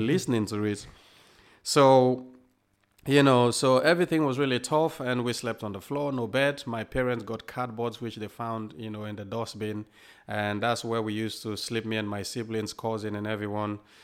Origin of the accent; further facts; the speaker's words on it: Freetown, Western Area, Sierra Leone; also born or lived in England; now in United Kingdom; I was born in Sierra Leone, and, um, grew up in Sierra Leone, obviously, and until the Civil War started